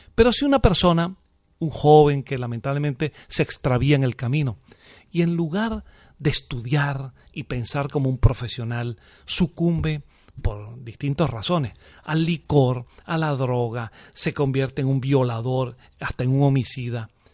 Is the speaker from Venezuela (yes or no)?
yes; Venezuela; moved away as an adult; now in Murcia, Spain